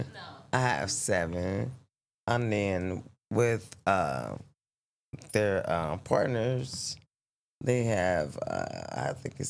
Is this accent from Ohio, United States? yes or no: yes; Cincinnati, Ohio, United States; also born or lived in Charlotte, North Carolina; now in Las Vegas, United States; I'm originally from Cincinnati, Ohio. I've stayed in Charlotte, North Carolina. Now I'm staying here.